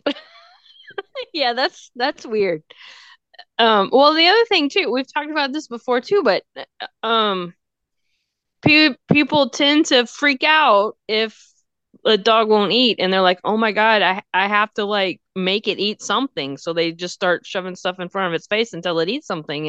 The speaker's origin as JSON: {"language": "English", "region": "Texas", "country": "United States", "said": "I'm from Texas. We talk weird."}